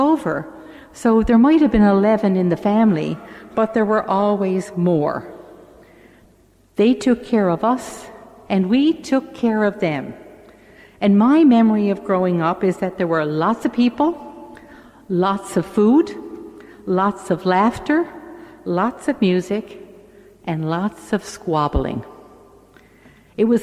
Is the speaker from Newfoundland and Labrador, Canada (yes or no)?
yes; St. John's, Newfoundland and Labrador, Canada; I'm the oldest of eight, and I grew up in St. John's in a three-bedroom house